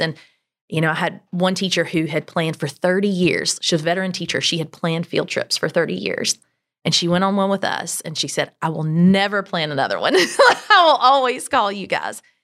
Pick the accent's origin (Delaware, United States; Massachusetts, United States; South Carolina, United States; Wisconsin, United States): South Carolina, United States; Greenville; I am from Greenville. We've been here, well, I've lived here since I was five, so I claim it. Uh, grew up in Berea